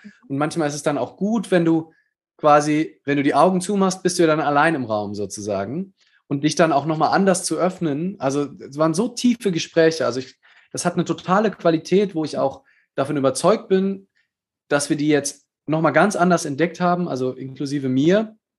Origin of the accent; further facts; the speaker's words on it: Germany; wir als Deutsche